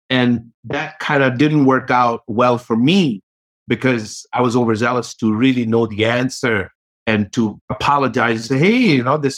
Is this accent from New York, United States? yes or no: yes; New York, United States; maybe growing up in New York, maybe having NYU where I learned a lot of my technology background